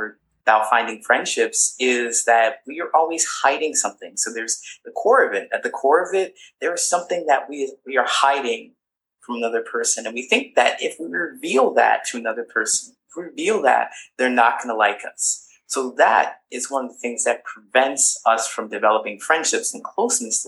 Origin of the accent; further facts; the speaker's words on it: Ohio, United States; moved away as an adult; also born or lived in California; I grew up in a small town